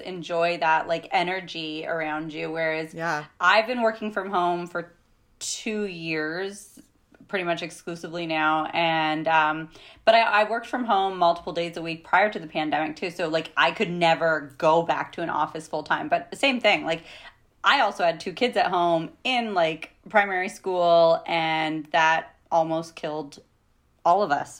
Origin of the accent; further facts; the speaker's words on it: Canada; we're Canadian, we live in Canada.